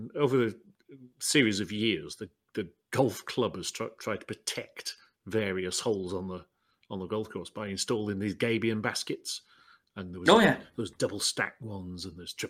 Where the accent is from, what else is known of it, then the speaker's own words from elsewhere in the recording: United Kingdom; being British